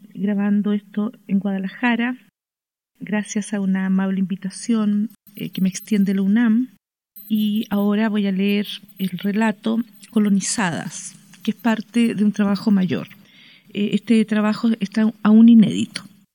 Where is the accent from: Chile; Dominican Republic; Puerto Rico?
Chile; soy escritora chilena